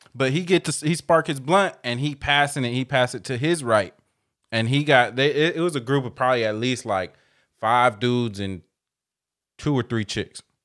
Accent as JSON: {"language": "English", "town": "Dunnegan", "country": "United States", "tie": "born or raised there", "said": "I was raised in Dunnegan and that's all, we used to just run barefoot through dirt"}